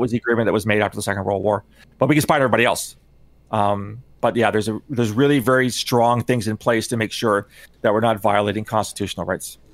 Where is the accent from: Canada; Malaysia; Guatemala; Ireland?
Canada; I'm Canadian